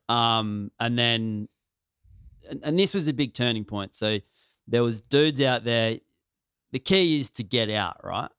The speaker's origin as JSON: {"language": "English", "region": "country South Australia", "country": "Australia", "said": "I'm from country South Australia."}